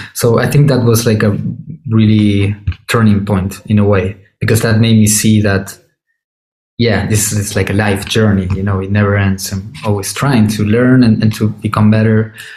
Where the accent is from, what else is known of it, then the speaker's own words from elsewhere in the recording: Córdoba, Argentina; moved away as an adult; also born or lived in Buenos Aires, Argentina; now in Berlin, Germany; I'm originally from Cordoba that it's uh, it's not the main city in Argentina